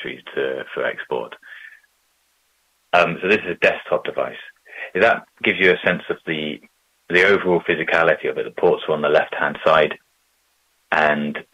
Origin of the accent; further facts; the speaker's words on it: Bristol, South West England, United Kingdom; a 2 miles by 2 mile version of Bristol, in my hometown